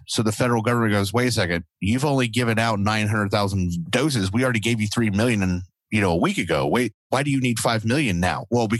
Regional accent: United States; I am a goddamn American.

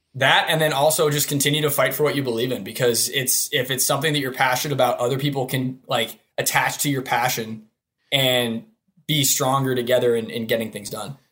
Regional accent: Hudson, Ohio, United States; I'm from Hudson, Ohio, resident there for somewhere around twenty-one years, or twenty-two years

